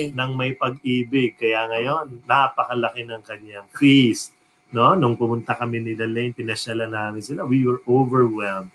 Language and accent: Tagalog; New York, United States; I grew up in New York